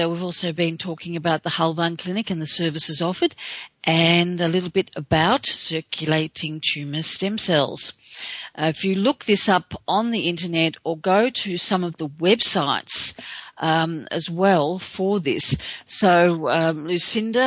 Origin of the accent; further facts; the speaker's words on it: Australia; being an Aussie